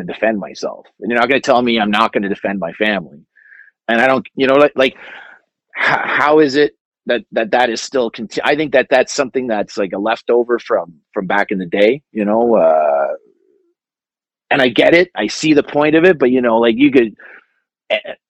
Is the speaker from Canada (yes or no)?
yes; Canada; I'm Canadian